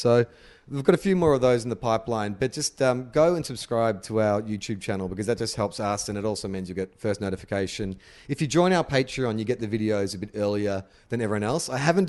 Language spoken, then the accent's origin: English; Australia; I'm like fourth generation. So I don't identify with anything